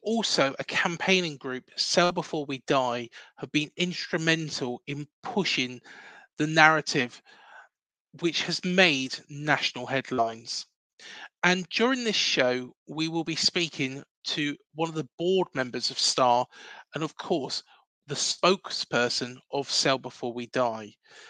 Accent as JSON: {"language": "English", "town": "Reading", "region": "South East England", "country": "United Kingdom", "tie": "born or raised there", "moved": "as an adult", "lives_now": "Bournemouth, United Kingdom", "said": "I was born and bred in Reading, grew up in the town"}